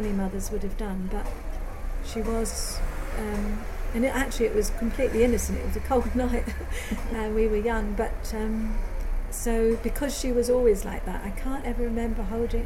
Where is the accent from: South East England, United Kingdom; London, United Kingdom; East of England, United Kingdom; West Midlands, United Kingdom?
South East England, United Kingdom; Isle of Wight; moved away; also born or lived in Brighton; after leaving the constraints of the Isle of Wight, very narrow, very limited, to go to Brighton